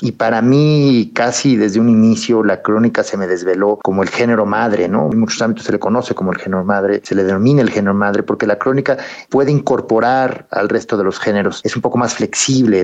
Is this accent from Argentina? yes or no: no; Mexico; Como mexicanos